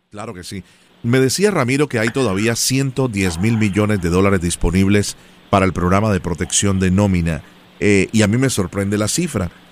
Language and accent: Spanish; Colombia; como colombiano y amante del café